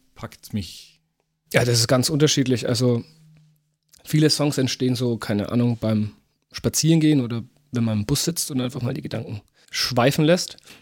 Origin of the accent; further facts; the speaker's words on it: Wachendorf, Bavaria, Germany; also born or lived in Fürth; in Wachendorf, wo ich herkomme